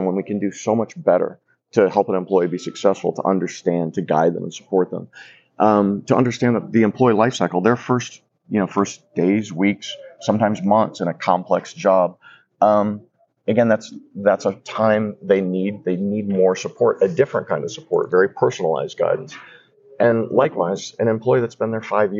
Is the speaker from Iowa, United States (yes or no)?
no; Atlanta, Georgia, United States; I come from Atlanta, and we're the home of Chick-fil-A.